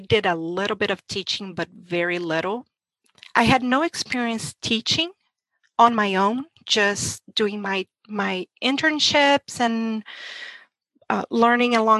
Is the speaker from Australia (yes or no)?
no; Brazil; English is a second language; moved away as an adult; now in United States; I'm from Brazil and homeschooling was illegal my whole life there